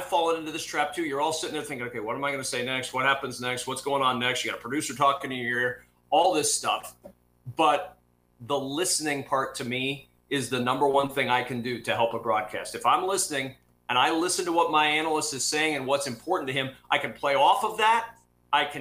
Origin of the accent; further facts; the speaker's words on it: Nebraska, United States; I'm a kid from Nebraska